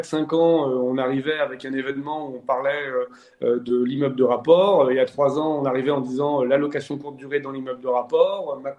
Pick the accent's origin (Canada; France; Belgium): France; Mais moi, du coup, je suis français, donc je suis jaloux